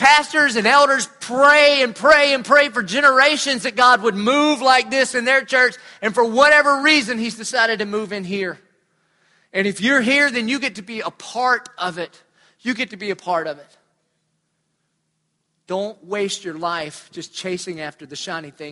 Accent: Dillon, United States; moved away; I'm from Dillon.

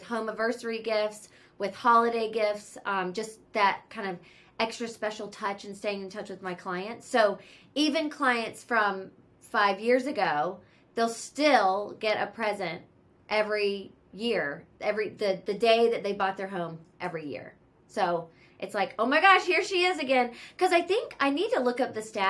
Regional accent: Charlotte, North Carolina, United States; moved away as an adult; now in Los Angeles, United States; I live in LA and I'm from Charlotte, North Carolina. I moved here over 15 years ago

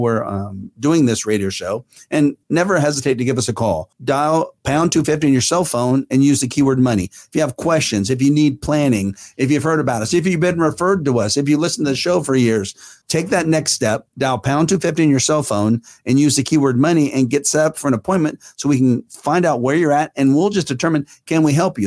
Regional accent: Fair Oaks, California, United States; I grew up in Fair Oaks, and we now live in the Northern California area

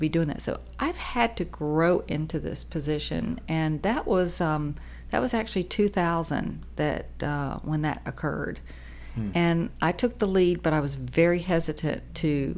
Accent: the South, United States; I was raised in the South

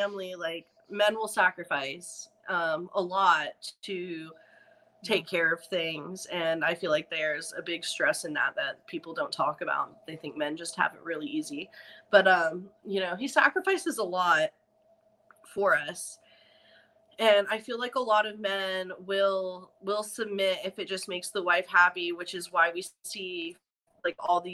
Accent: Atlanta, Georgia, United States; I'm from Atlanta

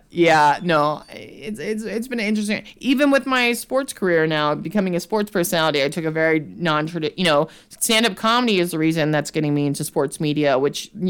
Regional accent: New Mexico, United States; moved away as an adult; also born or lived in Los Angeles; now in New York, United States; in my hometown in New Mexico

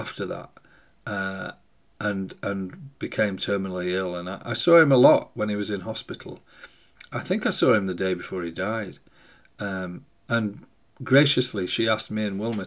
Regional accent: Sheffield, Yorkshire and the Humber, United Kingdom; the city that had birthed me, that had formed me

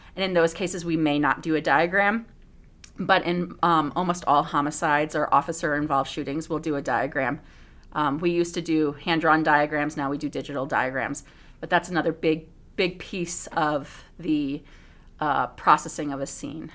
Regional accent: Bethany, Connecticut, United States; moved away; also born or lived in Southern California; I was actually born in Connecticut in a small little farm town, uh, Bethany, right outside of New Haven, Connecticut

